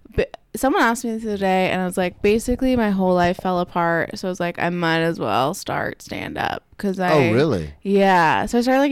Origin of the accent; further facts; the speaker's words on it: Pennsylvania, United States; moved away as an adult; also born or lived in Philadelphia / Easton; now in New York City, United States; I'm from Pennsylvania.